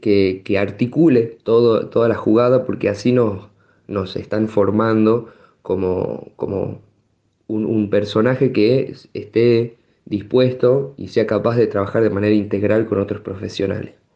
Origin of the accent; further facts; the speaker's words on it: Tucumán, Argentina; moved away as an adult; also born or lived in Catamarca; now in San Fernando del Valle de Catamarca, Argentina; soy de Tucumán, pero estoy residiendo actualmente